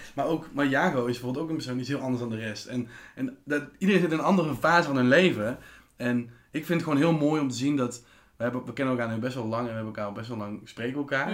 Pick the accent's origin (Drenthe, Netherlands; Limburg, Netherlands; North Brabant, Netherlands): North Brabant, Netherlands; Tilburg; wij komen allebei eigenlijk echt, echt uit Tilburg.